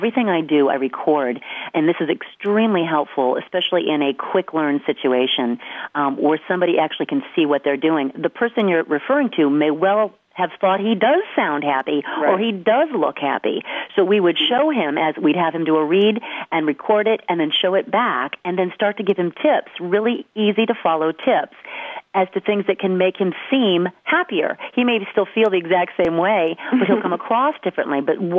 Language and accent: English; Detroit, Michigan, United States; Hey, I'm from Detroit.